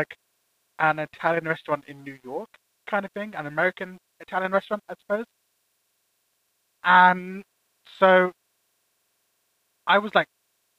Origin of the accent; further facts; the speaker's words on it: United Kingdom; any British person will say that Frankie and Benny's sucks. So, to us, I feel like any kind of restaurant that is a chain